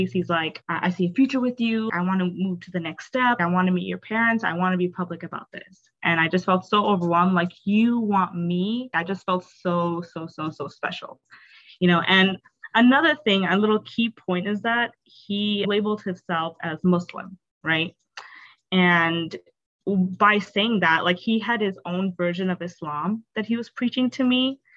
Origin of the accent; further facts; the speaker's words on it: North Dakota, United States; also born or lived in Bangladesh / Canada; I grew up, a uh, majority of my life, I grew up in Canada and in North Dakota in America. Mm-hmm. And obviously, there's not much diversity in North Dakota. I spent, I think, 16 years of my life in North Dakota.